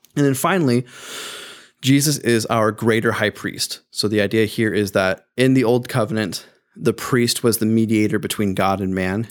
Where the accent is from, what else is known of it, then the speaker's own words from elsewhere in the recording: United States; as an American